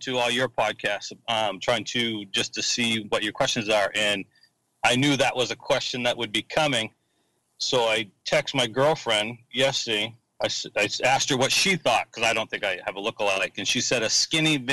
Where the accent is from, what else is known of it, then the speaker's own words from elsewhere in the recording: Hermon, Maine, United States; also born or lived in Frederick, Maryland / Howland, Maine; He built a house in Herman, Maine. And that's where I grew up